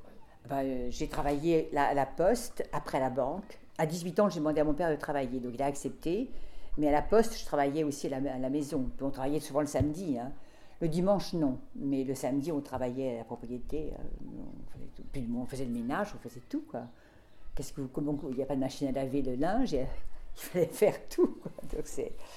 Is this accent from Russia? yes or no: no; Deux-Sèvres, Nouvelle-Aquitaine, France; now in Paris, France; je suis née dans les Deux-Sèvres